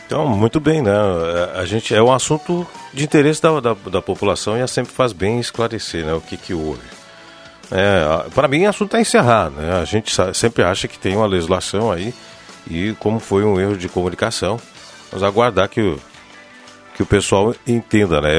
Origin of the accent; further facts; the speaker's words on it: Rio Pardo, Rio Grande do Sul, Brazil; minha terra, Rio Pardo